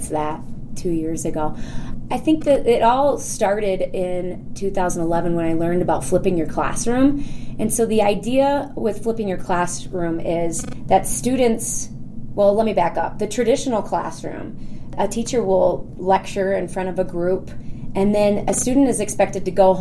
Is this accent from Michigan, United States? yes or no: yes; Rochester Hills, Michigan, United States; I am from Rochester Hills, Michigan, which is a suburb of Detroit